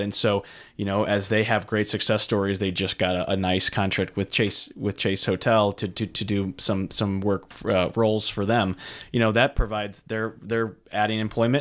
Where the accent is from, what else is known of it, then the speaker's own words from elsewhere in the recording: St. Charles, Missouri, United States; I grew up in Saint Charles, Missouri